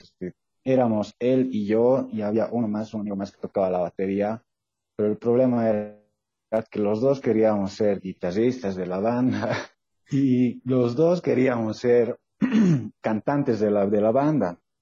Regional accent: Sucre, Chuquisaca, Bolivia; soy de Sucre

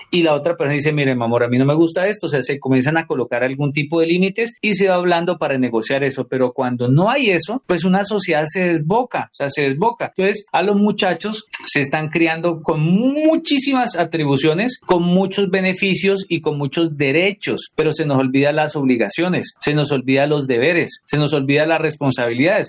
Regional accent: Colombia; aquí en Colombia escuchábamos salsa

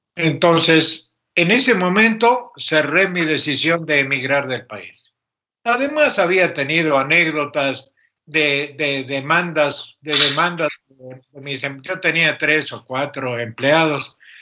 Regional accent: Córdoba, Argentina; Originariamente yo nací en la ciudad de Córdoba, ah, República Argentina.

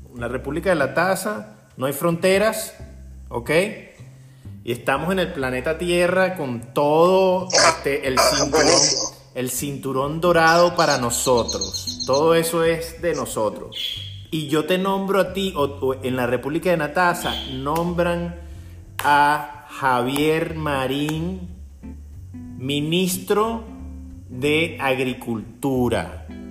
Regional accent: Venezuela; lo que nosotros tenemos como venezolanos

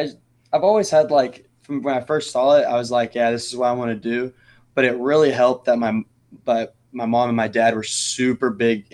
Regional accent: Royse City, Texas, United States; I'm from Roy City, Texas.

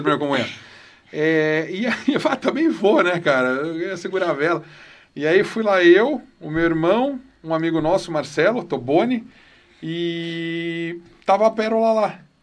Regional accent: Campinas, São Paulo, Brazil; Nasci em Campinas, eu e meu irmão. Nascemos aqui.

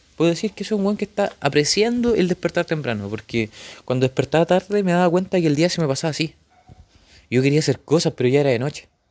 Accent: Chile; De, de niño, cuando vivía en Florida

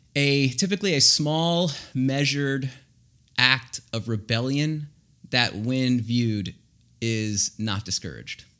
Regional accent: Florida, United States; we're from Florida

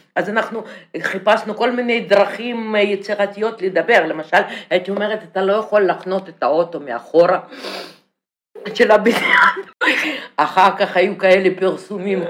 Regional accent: Russia; Hebrew is a second language; moved away as an adult; now in Israel; אני באה מרוסיה

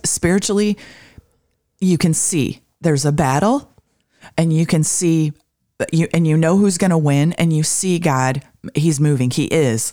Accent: Michigan, United States; growing up in Michigan

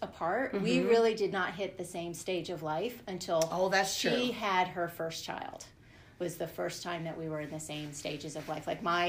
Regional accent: California, United States; born there; And I was born in California. My dad was in the Army at the time, so moved around a ton until I hit seventh grade.

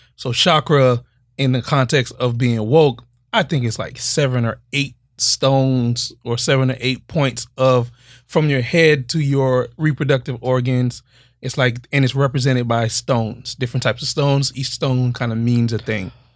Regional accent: Miami, Florida, United States; Growing up in Miami is just different

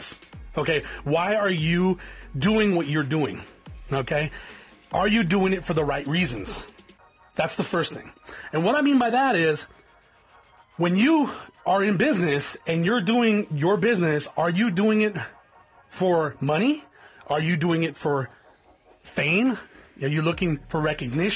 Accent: South Tucson, Arizona, United States; I come from South Tucson, Arizona. I come from an area that's infested with gangs

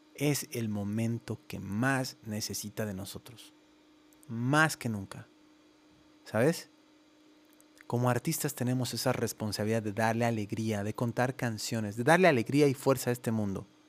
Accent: La Paz, Bolivia; moved away as an adult; now in Guadalajara, Mexico; soy boliviano, tengo 36 años, nací en La Paz, Bolivia

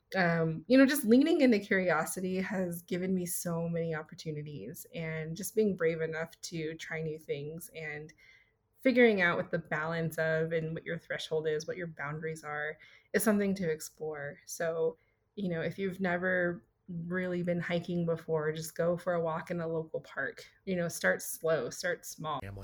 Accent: Kirtland, New Mexico, United States; I grew up in Kirtland, New Mexico, which was a really small town in the Four Corners area of New Mexico

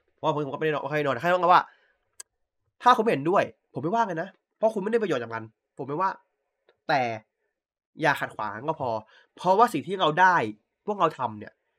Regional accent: Central Thailand, Thailand; กูคนภาคกลางไง

